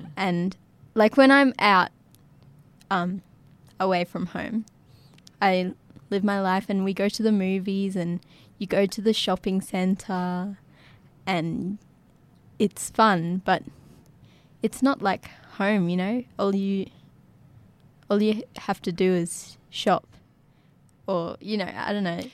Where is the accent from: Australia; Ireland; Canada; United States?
Australia; Yirrkala, Northern Territory; also born or lived in Darwin; my life has always been growing up in Yirrkala